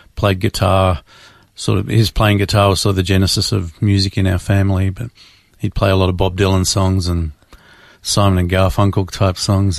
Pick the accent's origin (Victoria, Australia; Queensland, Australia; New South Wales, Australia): Victoria, Australia; Melbourne; Born and raised in Melbourne, Australia